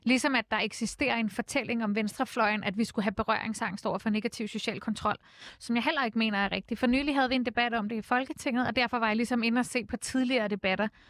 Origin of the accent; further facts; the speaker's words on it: Copenhagen, Capital Region of Denmark, Denmark; der hvor jeg voksede op på Nørrebro